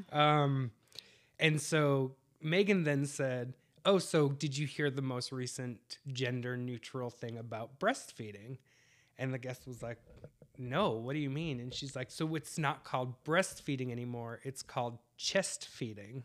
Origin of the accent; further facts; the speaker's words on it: New England, United States; moved away; I'm from the East Coast, so right now it's about eleven o'clock at, uh, New England time